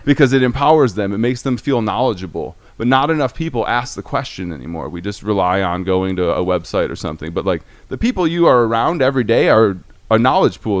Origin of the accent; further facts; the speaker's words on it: Detroit, Michigan, United States; I am a Detroiter, um, a Michigander, born and raised